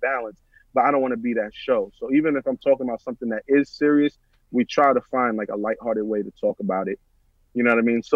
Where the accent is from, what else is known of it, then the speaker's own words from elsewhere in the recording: New York City, New York, United States; We're both from the Bronx. We both grew up listening to the same type of music.